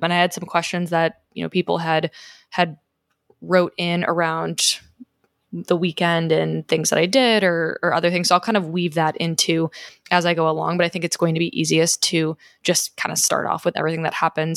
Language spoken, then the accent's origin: English; Chicago, Illinois, United States; moved away; also born or lived in Scottsdale; I'm originally from Chicago.